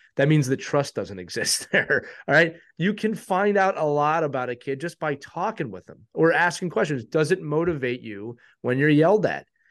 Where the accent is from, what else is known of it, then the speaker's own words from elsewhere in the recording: Northeast, United States; we're from the Northeast.